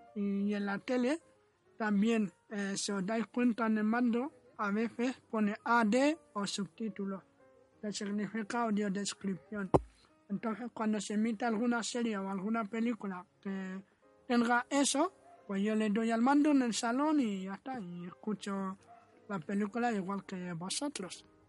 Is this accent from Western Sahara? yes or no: yes; Western Sahara; also born or lived in Sahrawi refugee camps; now in Spain; yo soy saharaui, llevo 18 años, años en España, vivo con una familia española